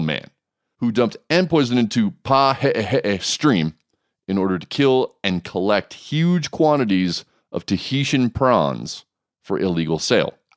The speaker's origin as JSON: {"language": "English", "area": "Oahu", "region": "Hawaii", "country": "United States", "tie": "born or raised there", "said": "I grew up on Oahu"}